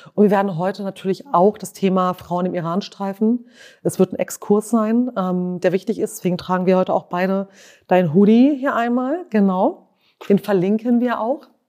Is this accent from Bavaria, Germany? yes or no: no; Lower Saxony, Germany; Ich bin ja in Niedersachsen aufgewachsen